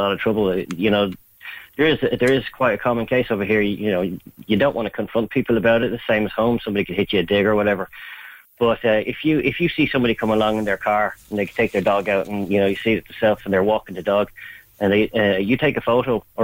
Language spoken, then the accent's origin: English; Dublin, Leinster, Ireland; also born or lived in America; now in United States; I'm from St. Anne's. I'm from St. Anne's originally